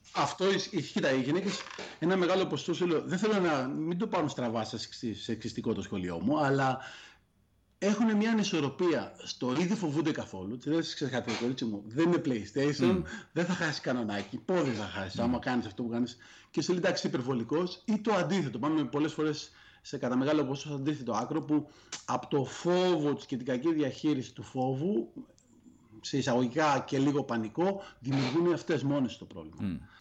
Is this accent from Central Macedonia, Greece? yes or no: no; Athens, Attica, Greece; moved away as an adult; εγώ γεννήθηκα μεγάλο στην Αθήνα και στα 36 μου, ενώ είχα μια υγιέστατη δουλειά